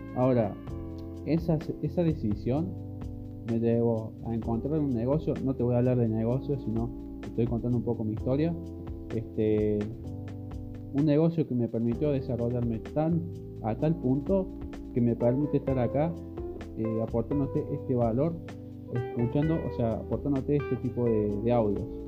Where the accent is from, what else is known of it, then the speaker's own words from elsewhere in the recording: Córdoba, Argentina; yo soy de Córdoba, Argentina